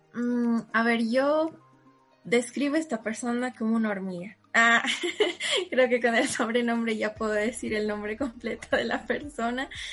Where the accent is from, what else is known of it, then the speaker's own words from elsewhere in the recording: Cochabamba, Bolivia; soy de Cochabamba